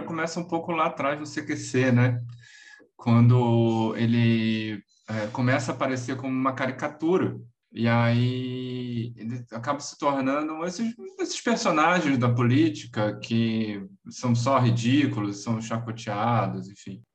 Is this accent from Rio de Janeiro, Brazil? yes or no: yes; Rio de Janeiro, Brazil; sou carioca